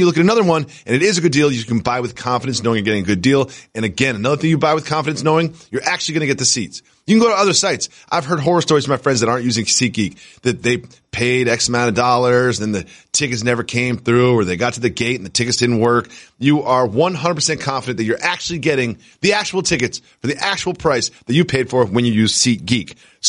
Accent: Amherst, Massachusetts, United States; I grew up in Amherst, Massachusetts. Growing up, the Red Sox were always on my television.

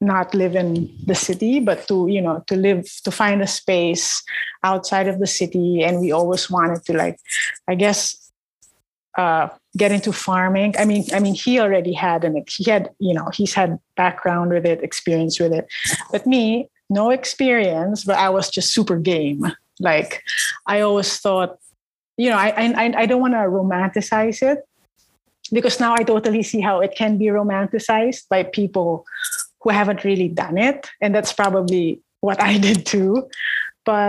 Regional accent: Parañaque, Metro Manila, Philippines; I grew up in Manila, suburban gal.

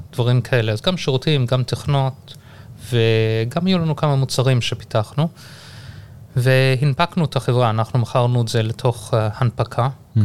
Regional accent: Durban, KwaZulu-Natal, South Africa; accent: South African; moved away as an adult; also born or lived in Haifa, Israel / Johannesburg, South Africa / United States / England; now in Israel; וגדלתי בדרום אפריקה

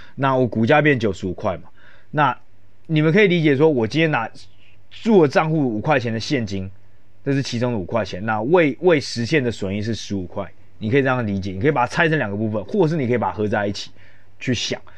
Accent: Taiwan; 像我们台湾人

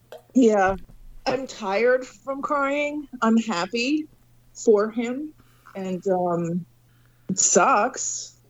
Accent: Antwerp, New York, United States; All three of us are from upstate fucking New York

